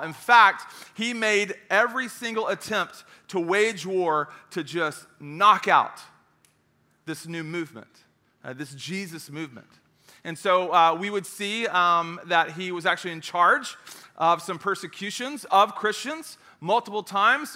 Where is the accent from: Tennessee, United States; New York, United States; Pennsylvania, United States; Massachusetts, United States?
Tennessee, United States; Knoxville; I'm, I'm from Knoxville. I went to school in Knoxville.